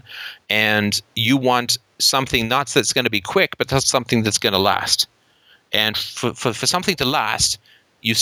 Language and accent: English; United Kingdom; I'm British and grew up with an anxious childhood